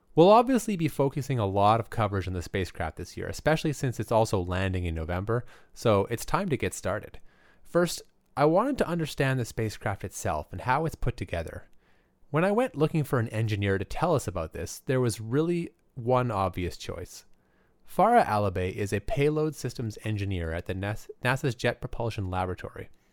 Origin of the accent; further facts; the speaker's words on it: Alberta, Canada; I grew up in Alberta